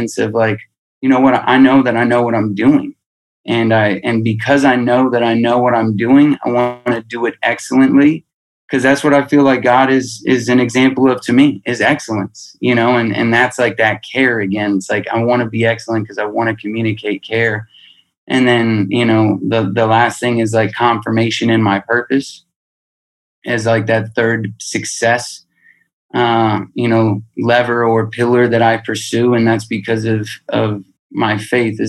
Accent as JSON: {"language": "English", "town": "Albuquerque", "region": "New Mexico", "country": "United States", "tie": "born or raised there", "said": "I'm being from Albuquerque"}